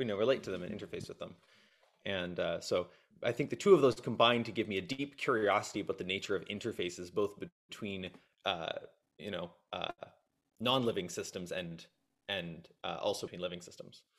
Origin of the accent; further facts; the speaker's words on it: Nova Scotia, Canada; moved away as an adult; also born or lived in Kitchener-Waterloo, Ontario; moved out to Nova Scotia when I was very young. So grew up in a small town on the East Coast.